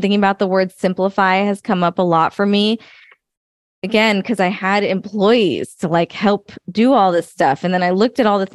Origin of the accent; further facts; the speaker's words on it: United States; I'm first generation American.